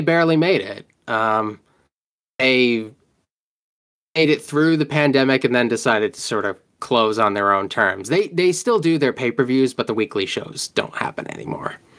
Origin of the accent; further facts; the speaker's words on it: Rhode Island, United States; I'm from Rhode Island